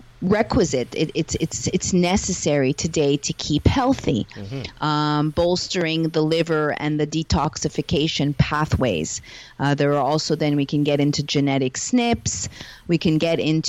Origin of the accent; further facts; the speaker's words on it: Montreal, Quebec, Canada; now in Los Angeles, United States; I am hailing from Montreal, Canada, living in Los Angeles at the moment, although I'm a digital nomad